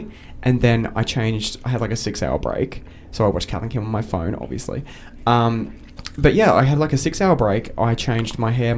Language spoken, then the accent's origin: English; Wollongong, New South Wales, Australia; also born or lived in Brisbane; now in United Kingdom; Well, I'm from Wollongong originally.